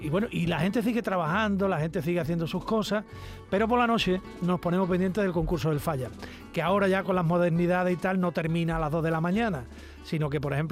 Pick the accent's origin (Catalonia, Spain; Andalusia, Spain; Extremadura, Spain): Andalusia, Spain; San Fernando